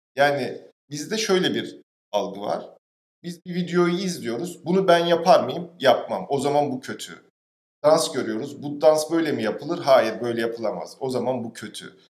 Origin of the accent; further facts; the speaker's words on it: Istanbul, Turkey; Ben mesela tarla başında büyüdüm.